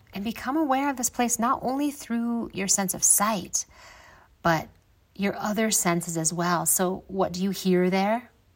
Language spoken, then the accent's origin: English; Midwest, United States; moved away as an adult; also born or lived in Grand Canyon, Arizona; growing up in the Midwest and not doing a whole lot of traveling